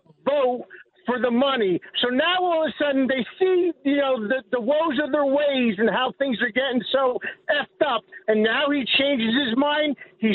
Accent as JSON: {"language": "English", "town": "New York City", "region": "New York", "country": "United States", "said": "We come from Brooklyn, baby. We come from Brooklyn."}